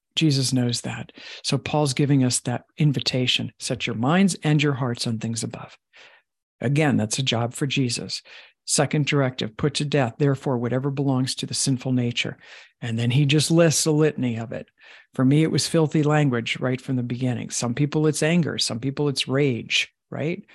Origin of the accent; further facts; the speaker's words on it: Long Island, New York, United States; I was raised in Long Island